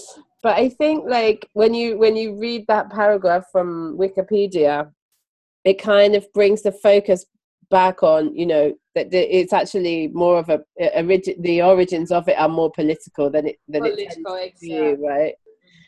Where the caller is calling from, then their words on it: London, United Kingdom; And I'm … and I'm podcasting from London.